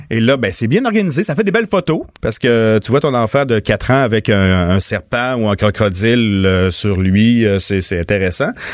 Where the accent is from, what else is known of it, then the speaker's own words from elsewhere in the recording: Montmagny, Quebec, Canada; chez nous, euh, dans mon patelin euh, natal, à Montmagny